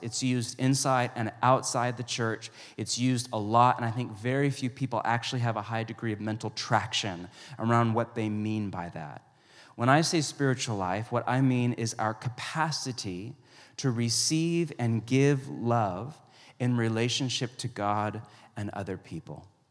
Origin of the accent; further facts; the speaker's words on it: West Coast, United States; also born or lived in Pacific Northwest; I grew up on the West Coast